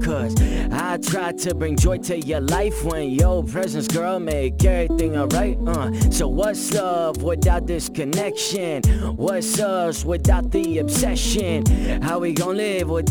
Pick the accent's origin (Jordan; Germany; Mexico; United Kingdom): Jordan; accent: Jordanian; my accent in Arabic, which is Jordanian accent